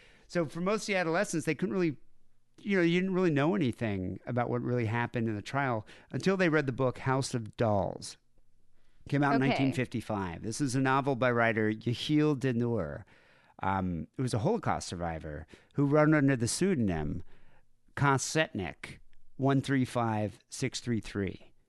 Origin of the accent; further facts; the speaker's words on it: South Africa; I mean, growing up in Southern Africa during the 80s, porn completely banned. They call them blue movies. So you'd never have access to it.